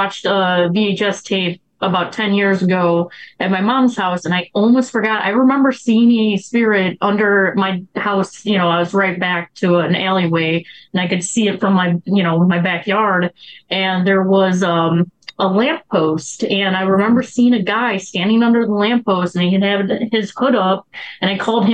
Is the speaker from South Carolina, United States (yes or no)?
no; Chicago, Illinois, United States; I grew up in the South Side, and there was a lot of old abandoned buildings